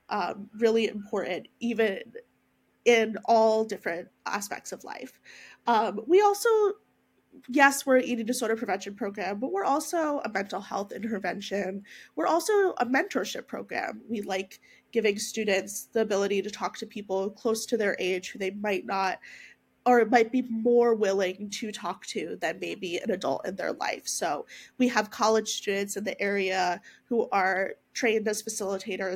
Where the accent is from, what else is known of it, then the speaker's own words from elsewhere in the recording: Philadelphia, Pennsylvania, United States; Philadelphia, Pennsylvania, born and raised